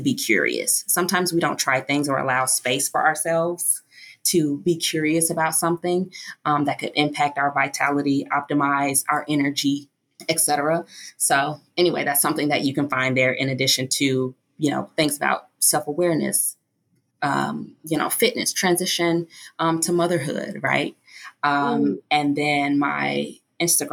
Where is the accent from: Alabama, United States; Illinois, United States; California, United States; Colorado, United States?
Illinois, United States; Chicago; also born or lived in Hawaii; now in Baltimore, United States; I'm actually from Chicago originally